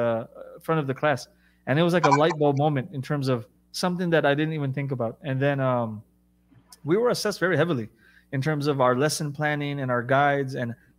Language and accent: English; United States; first language English; moved away as an adult; also born or lived in Jeddah, Saudi Arabia; I'm American. I have 2 degrees. English is my first language.